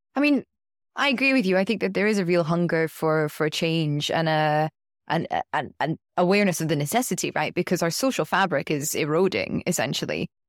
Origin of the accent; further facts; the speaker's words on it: United Kingdom; I'm speaking as a British citizen